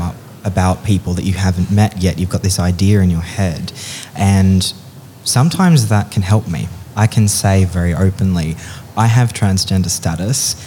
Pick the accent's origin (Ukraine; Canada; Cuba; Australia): Australia; Sydney, New South Wales; moved away; also born or lived in Darling Downs; I'm from Sydney, but I lived on the Darling Downs for a while